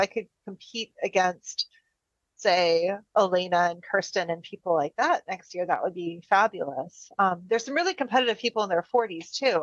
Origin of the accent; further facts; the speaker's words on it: United States; as an American